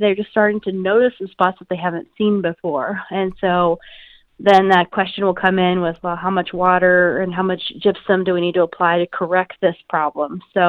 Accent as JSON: {"language": "English", "region": "Iowa", "country": "United States", "tie": "born or raised there", "said": "I'm from North Central Iowa originally, so I mean, I just grew up with pattern tile drainage"}